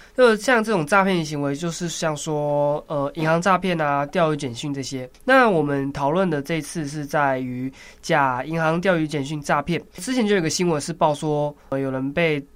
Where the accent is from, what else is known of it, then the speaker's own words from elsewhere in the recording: Taiwan; 我们台湾人